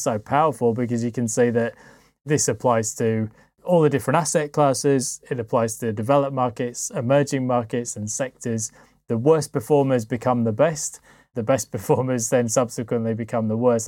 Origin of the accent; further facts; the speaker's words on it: United Kingdom; for me as a Brit